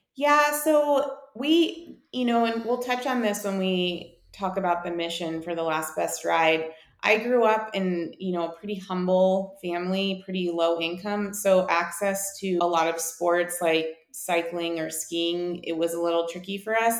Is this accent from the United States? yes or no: yes; Whitefish, Montana, United States; moved away as an adult; also born or lived in San Diego; I'm actually from Whitefish, Montana, which is something not a lot of people can say. And uh, growing up here